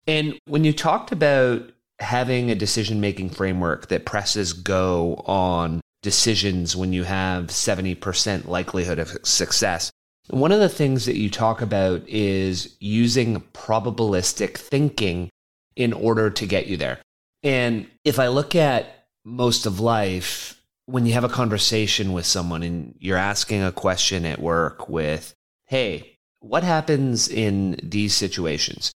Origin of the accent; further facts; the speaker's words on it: Canada; as a Canadian